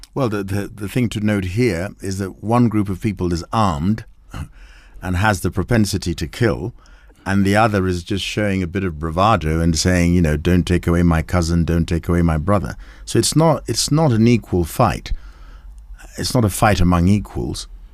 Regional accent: Kenya; we're both Kenyan.

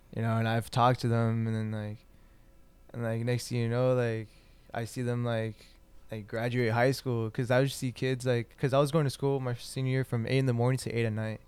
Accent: Santa Ana, California, United States; also born or lived in Fullerton, California / Anaheim, California / Orange, California; I started third grade in Santa Ana, and then ever since then I've just been here

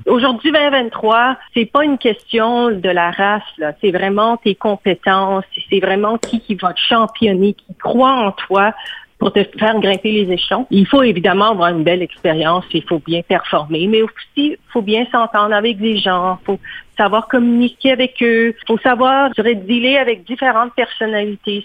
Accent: Montreal, Quebec, Canada; moved away as an adult; now in Toronto, Canada; j'ai grandi au Québec, que je parle français

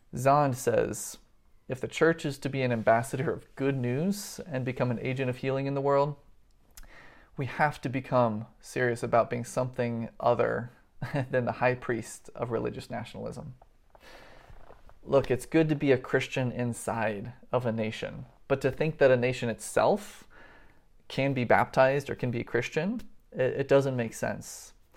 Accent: United States; I was born into a country that is economically and militarily on top

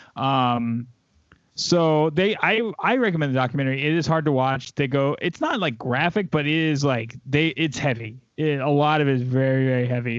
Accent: the South, United States; I grew up in the South

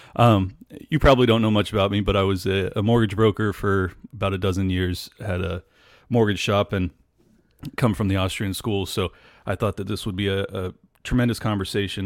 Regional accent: San Diego, California, United States; moved away; I was born and raised in California, in San Diego

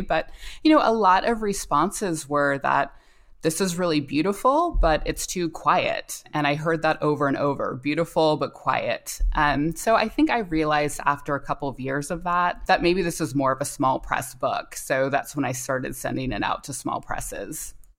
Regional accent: North Carolina, United States; I grew up in North Carolina

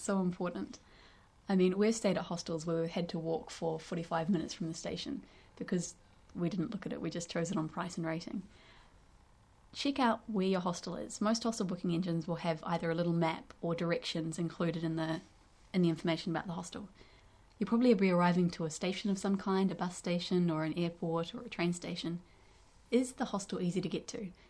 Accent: North Island of New Zealand, New Zealand; we're from the North Island

